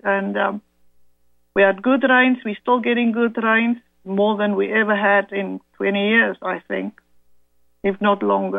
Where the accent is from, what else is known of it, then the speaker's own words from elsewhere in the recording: South Africa; mother is from German descent and Dutch. My father, British and French. So we became Afrikaners because we were born and bred in Africa.